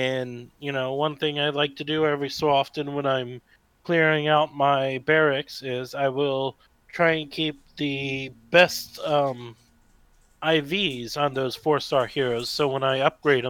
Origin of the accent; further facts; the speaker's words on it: United States; I am an American citizen